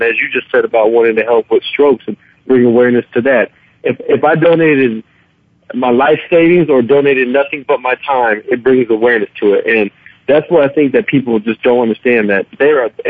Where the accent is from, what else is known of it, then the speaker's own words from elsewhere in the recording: Clovis, New Mexico, United States; moved away; my hometown, Clovis, New Mexico.